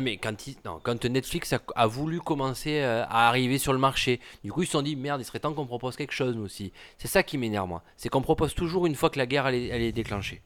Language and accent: French; Provence-Alpes-Côte d'Azur, France; mon patelin du 04